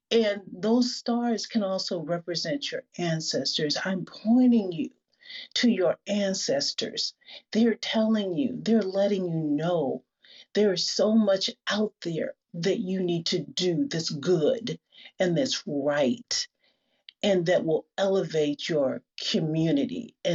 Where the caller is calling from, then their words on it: Seattle, Washington, United States; I'm joining you from Seattle